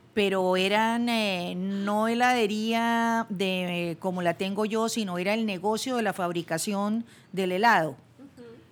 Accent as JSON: {"language": "Spanish", "town": "Bucaramanga", "region": "Santander", "country": "Colombia", "tie": "born or raised there", "also_born_or_lived": "Bogotá", "moved": "yes", "said": "devolverme a Bucaramanga, mi ciudad natal, donde estaban mis papás"}